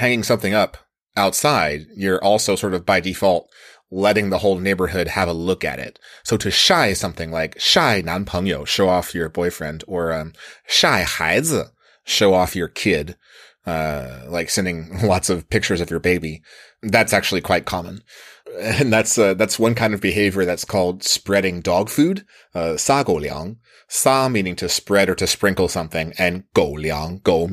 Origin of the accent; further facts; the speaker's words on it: United States; moved away as an adult; now in China; seeing me as an American